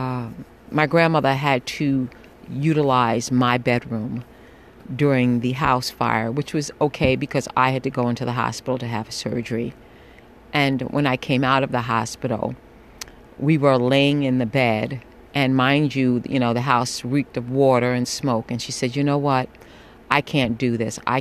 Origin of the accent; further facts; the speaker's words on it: New York City, New York, United States; I am a New Yorker